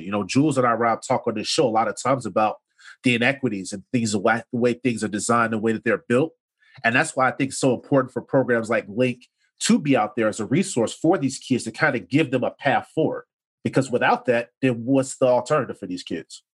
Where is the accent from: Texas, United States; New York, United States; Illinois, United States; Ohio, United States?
Illinois, United States; Chicago; we're growing up on the South Side